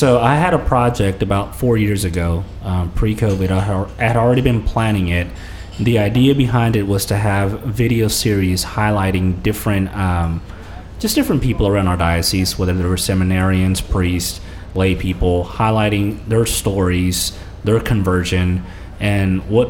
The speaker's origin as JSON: {"language": "English", "region": "California", "country": "United States", "tie": "born there", "said": "my parents are from the southern part of Mexico. My mom is from Puebla. My dad is from Morelos. But I was born out in California."}